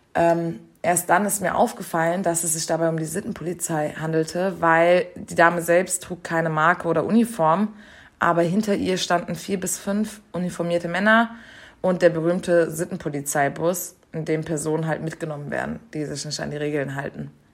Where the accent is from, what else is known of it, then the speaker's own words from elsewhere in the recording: Germany; dass ich Deutsche bin